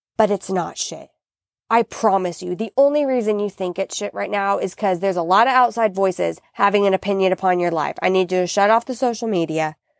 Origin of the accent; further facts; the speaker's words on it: United States; as an American